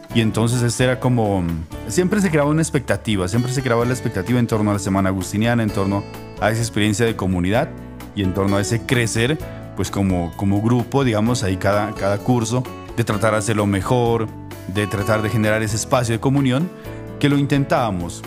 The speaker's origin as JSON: {"language": "Spanish", "town": "El Tambo", "region": "Nariño", "country": "Colombia", "also_born_or_lived": "Boyacá", "moved": "as an adult", "lives_now": "Rome, Italy", "said": "yo soy de Nariño, yo soy de, de, del tambo Nariño"}